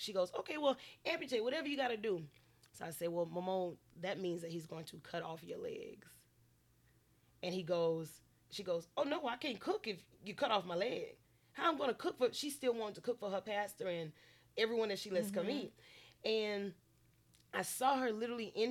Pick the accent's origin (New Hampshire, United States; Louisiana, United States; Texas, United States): Louisiana, United States; Lake Charles; I'm from Lake Charles, Louisiana, born and raised